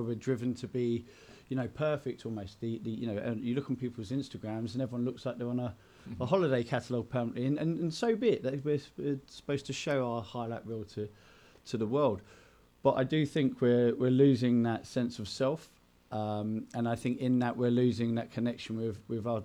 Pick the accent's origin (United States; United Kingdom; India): United Kingdom; Enfield, London; moved away; I grew up in Enfield in North London